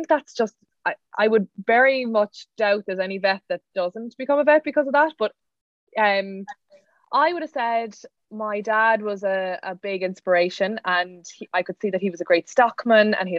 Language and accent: English; Cork, Munster, Ireland; moved away as an adult; now in Kildare, Ireland; I'm from Cork